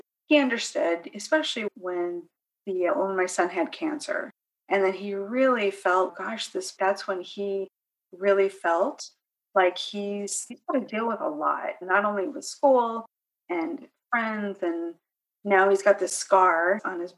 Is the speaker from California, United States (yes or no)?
yes; California, United States; moved away as an adult; now in North Carolina, United States; I'm originally from California. We moved to North Carolina